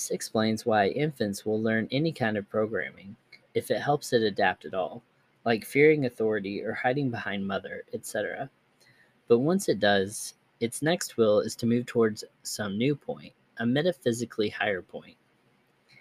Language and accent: English; Wisconsin, United States; I grew up in Wisconsin for most of my childhood